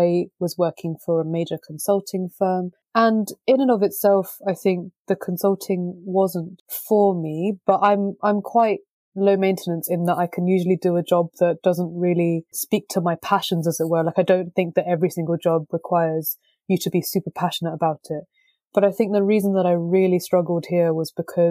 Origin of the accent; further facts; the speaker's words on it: London, United Kingdom; I was born and brought up in London